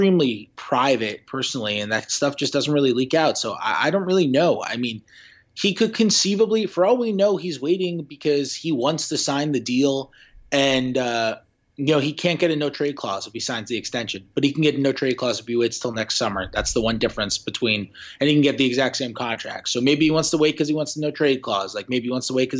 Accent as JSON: {"language": "English", "region": "New York", "country": "United States", "moved": "yes", "said": "I'm from New York"}